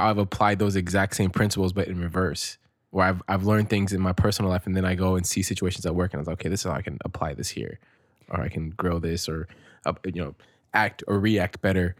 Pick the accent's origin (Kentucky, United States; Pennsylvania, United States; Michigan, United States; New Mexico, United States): Michigan, United States; Detroit; born there; I was born in Motown.